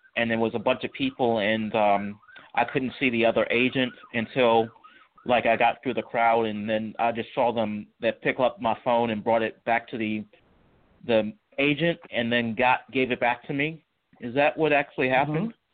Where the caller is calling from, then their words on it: Charlottesville, Virginia, United States; I'm calling from Charlottesville, Virginia.